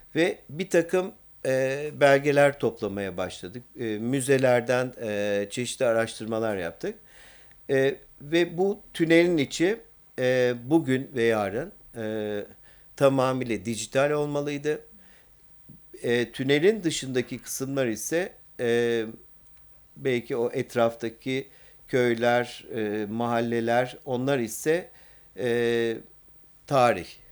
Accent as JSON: {"language": "Turkish", "region": "Istanbul", "country": "Turkey", "said": "bir İstanbullu olarak"}